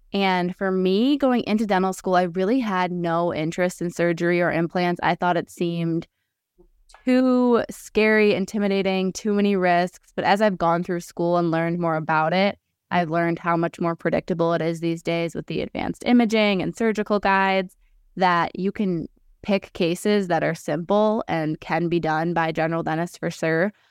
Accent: Detroit, Michigan, United States; also born or lived in Ann Arbor, Michigan / East Lansing, Michigan; I grew up in the Detroit area

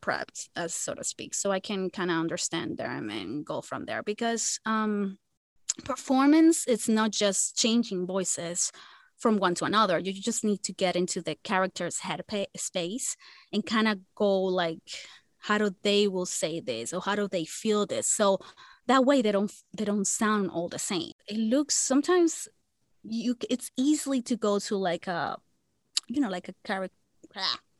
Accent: Dominican Republic; first language Spanish; English is a second language; where I come from, because I'm from Dominican Republic. I'm from the Caribbean.

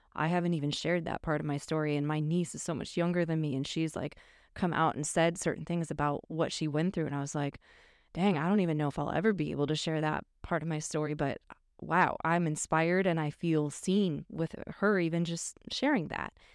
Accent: northwest suburbs of Chicago, Illinois, United States; moved away; still a Chicago suburb. So, yeah. but yeah, I grew up there

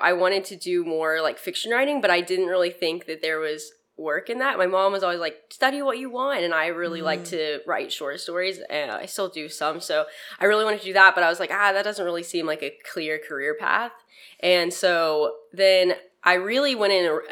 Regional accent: Arlington, Texas, United States; also born or lived in Amarillo, Texas / Austin, Texas; I grew up in Arlington, like DFW area

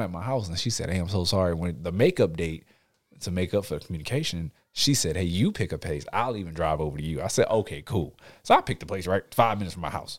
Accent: Houston, Texas, United States; I'm, I'm from Houston

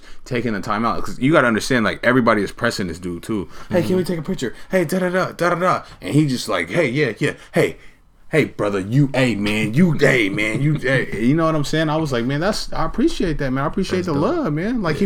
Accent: Portland, Oregon, United States; moved away; I grew up on 33rd and Ainsworth

